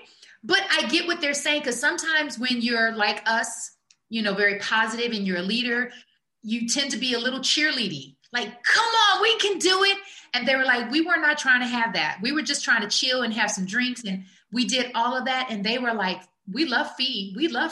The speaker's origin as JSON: {"language": "English", "town": "Omaha", "region": "Nebraska", "country": "United States", "tie": "born or raised there", "moved": "yes", "said": "I'm a girl from Omaha, Nebraska"}